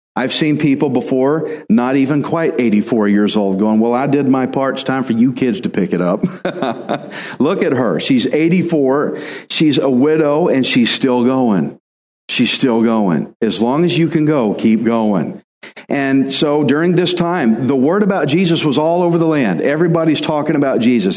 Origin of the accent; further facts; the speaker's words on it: Texas, United States; I'm Texan